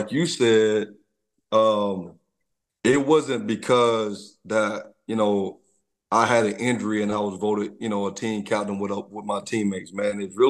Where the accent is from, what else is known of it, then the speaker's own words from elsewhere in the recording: Troy, Alabama, United States; I'm from Troy, Alabama, I'm a country boy